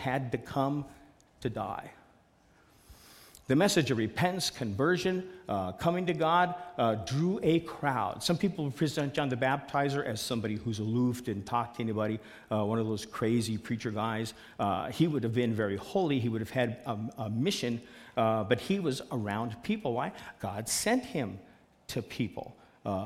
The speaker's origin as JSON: {"language": "English", "town": "Seattle", "region": "Washington", "country": "United States", "said": "I'm from Seattle"}